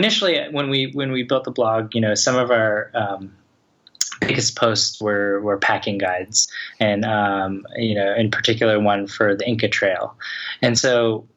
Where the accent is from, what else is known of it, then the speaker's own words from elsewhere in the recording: Atlanta, Georgia, United States; moved away as an adult; also born or lived in Los Angeles; I'm originally from Atlanta